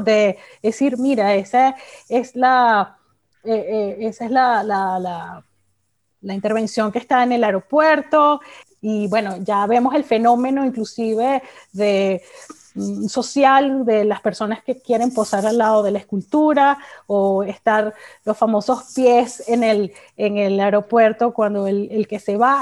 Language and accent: Spanish; Venezuela; de nuestro patrimonio como, como venezolanos